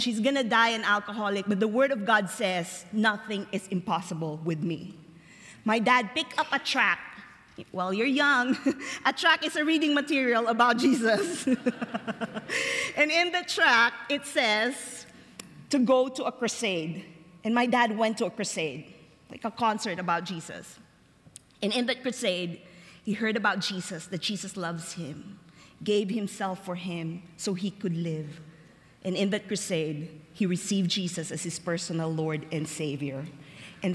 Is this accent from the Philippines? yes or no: yes; Philippines; born or raised there